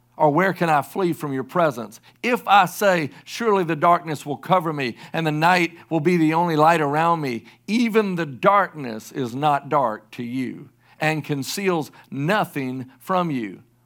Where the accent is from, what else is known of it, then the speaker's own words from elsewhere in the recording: South Carolina, United States; also born or lived in Oklahoma City, Oklahoma; I grew up in South Carolina all my life from, like, age nine months on, um, I was born in Oklahoma City.